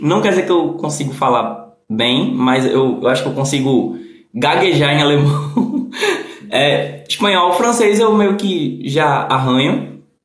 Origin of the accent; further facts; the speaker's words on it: Recife, Pernambuco, Brazil; Não, não sou de Portugal. Eu sou do Recife, Pernambuco